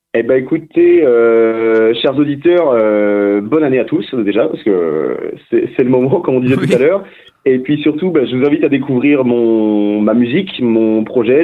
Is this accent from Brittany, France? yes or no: yes; Saint-Malo, Brittany, France; suis breton à la base, je viens d'une ville qui s'appelle Saint-Malo